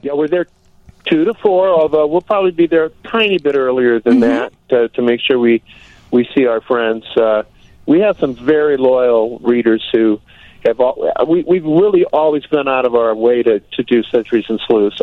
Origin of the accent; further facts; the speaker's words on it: Muscatine, Iowa, United States; Muscatine, Iowa, is my hometown